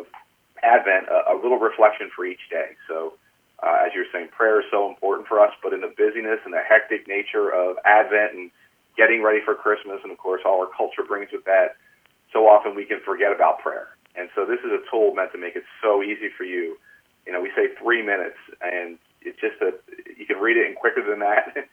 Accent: Philadelphia, Pennsylvania, United States; moved away as an adult; now in Baltimore, United States; I'm from Philadelphia, so I call myself a Philly Catholic.

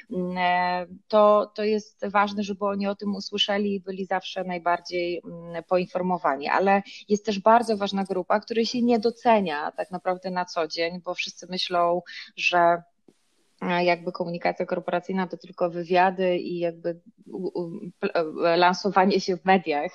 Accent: Ostróda, Warmian-Masurian Voivodeship, Poland; moved away as an adult; now in Warsaw, Poland; ja nie jestem z, z Warszawy, choć mieszkam na co dzień w, tutaj, tylko jestem z, z, z Ostrudy, czyli z Mazur.

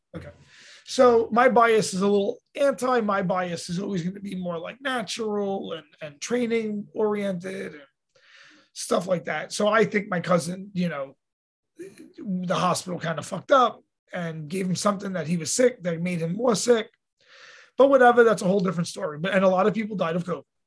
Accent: New York City, New York, United States; as a native New Yorker, you know, I'm a native New Yorker.

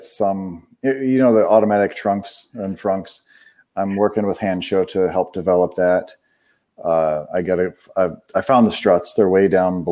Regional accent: Cleveland, Ohio, United States; moved away; I'm actually from Cleveland, Ohio, so I'm used to snow

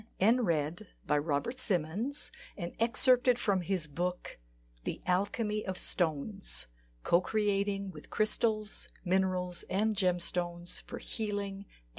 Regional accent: Switzerland; And in my home country, Switzerland, it is a very modest 1.5.

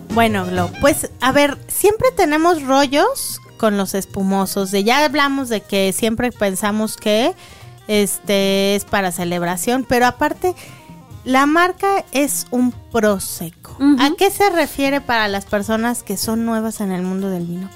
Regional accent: Mexico; como buenos mexicanos

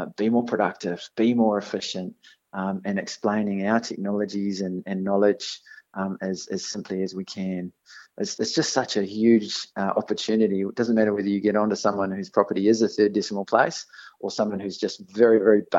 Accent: New Zealand; accent: Kiwi; moved away; I was fortunate enough to grow up on a dairy farm in New Zealand

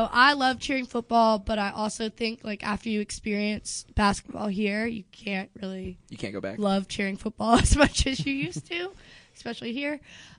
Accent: Raleigh, North Carolina, United States; moved away as an adult; now in Chapel Hill, United States; I was from Raleigh

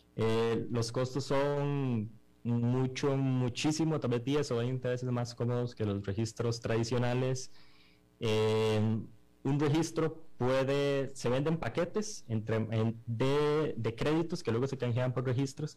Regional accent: Costa Rica; nosotros somos unos emprendedores costarricenses que desarrollamos esta aplicación completamente en Costa Rica

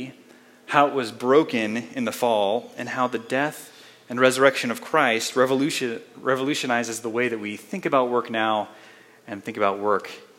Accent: Colorado Springs, Colorado, United States; moved away as an adult; also born or lived in Spokane, Washington; I grew up here in the Springs, not too far from downtown

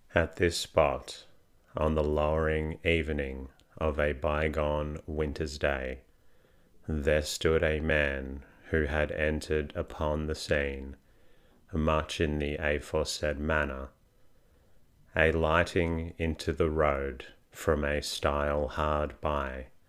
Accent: Australia; I can confirm I am Australian, not British

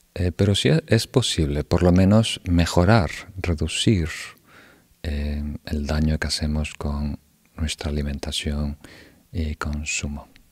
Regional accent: Uruguay; Yo nací en Uruguay

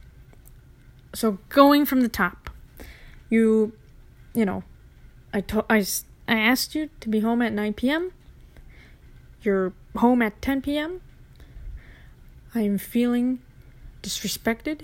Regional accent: Minneapolis, Minnesota, United States; we're people from Minneapolis, people from Minnesota

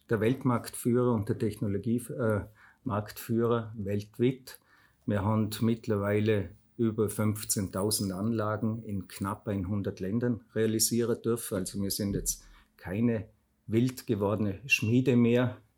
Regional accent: Fluh, Vorarlberg, Austria; Ursprünglich komme ich von der Flur bei Bregerz. Dort bin ich aufgewachsen wir haben dort im Elternhaus von meiner Mama gewo

